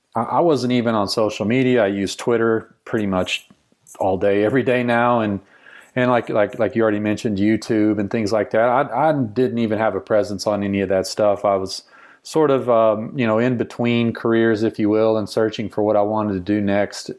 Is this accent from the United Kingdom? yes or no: no; rural Texas, United States; I grew up in rural Texas, small town where you played sports.